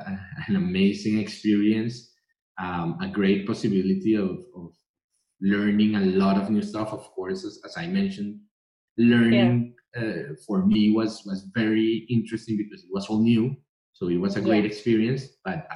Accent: Colombia; moved away as an adult; now in Reading, United Kingdom; I am originally from Colombia, and I am currently based in Reading

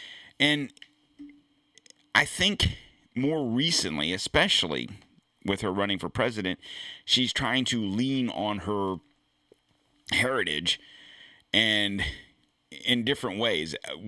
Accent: Bamberg, South Carolina, United States; So she has come out and said that Bamberg, where I grew up in Bamberg, was a very racist town.

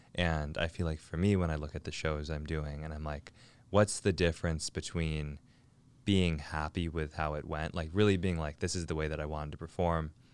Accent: Lake Forest Park, Washington, United States; also born or lived in North Seattle / Shoreline; born and raised in Lake Forest Park, suburb of Seattle.

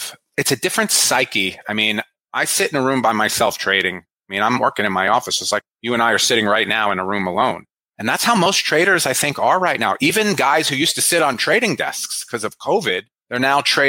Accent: New Jersey, United States; born or raised there

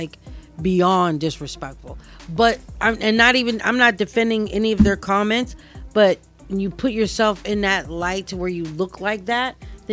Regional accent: St. Louis, Missouri, United States; being from St. Louis

